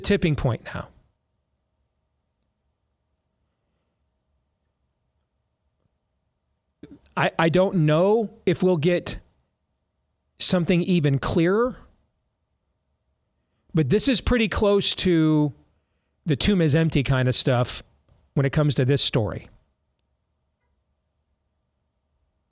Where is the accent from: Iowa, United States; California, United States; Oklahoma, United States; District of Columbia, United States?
Iowa, United States; my home state of Iowa.